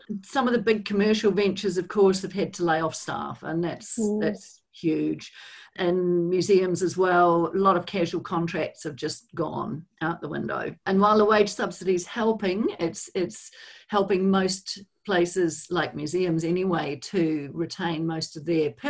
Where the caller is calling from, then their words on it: Wellington, New Zealand; Kia ora, Angie. I'm joining you from Wellington, New Zealand.